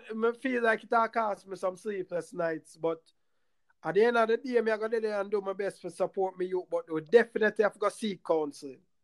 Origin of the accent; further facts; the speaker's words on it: Jamaica; moved away; where we were raised in Jamaica